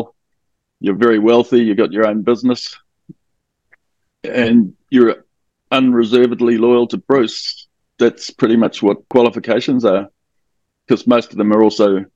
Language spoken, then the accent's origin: English; Auckland, New Zealand; I'm from Auckland in New Zealand.